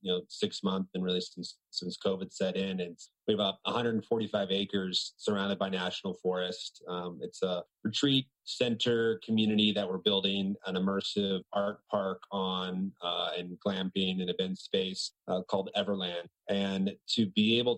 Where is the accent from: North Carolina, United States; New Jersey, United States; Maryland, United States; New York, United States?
North Carolina, United States; Outer Banks; I grew up on a small island off the coast of North Carolina. It's called the Outer Banks